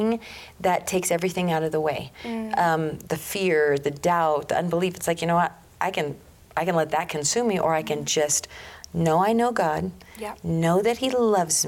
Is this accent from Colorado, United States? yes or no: yes; Colorado, United States; also born or lived in Russia; Born and raised in Colorado, Colorado native. I grew up as a farmer, rancher in a small community.